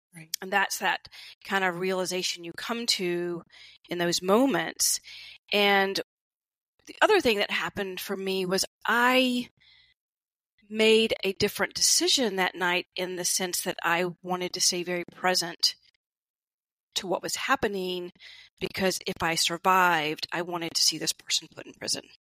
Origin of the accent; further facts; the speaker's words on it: the South, United States; growing up in the South